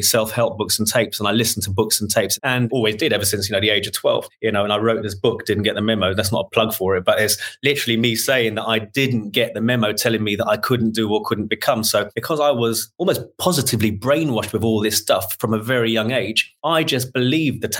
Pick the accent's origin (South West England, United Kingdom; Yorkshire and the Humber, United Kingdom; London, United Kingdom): London, United Kingdom; born and bred in Shepherd's Bush